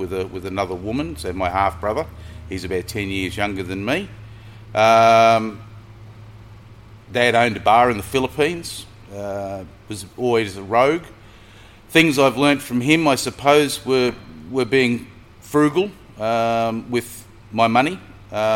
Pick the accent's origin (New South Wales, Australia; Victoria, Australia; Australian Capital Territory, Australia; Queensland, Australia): Queensland, Australia; Brisbane; born and bred in Brisbane, south